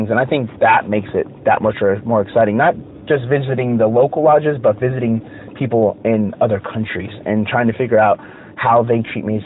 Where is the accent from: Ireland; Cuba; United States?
United States; I love being an American.